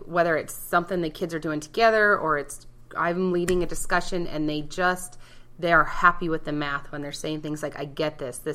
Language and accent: English; Port Angeles, Washington, United States; also born or lived in Utah; my teen years were all spent on the peninsula up in Port Angeles area